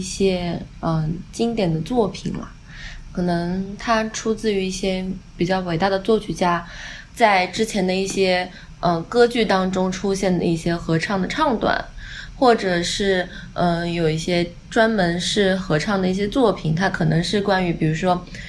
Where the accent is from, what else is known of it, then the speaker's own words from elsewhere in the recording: Wenzhou, Zhejiang, China; first language Wenzhou dialect; 金老师跟我都是温州人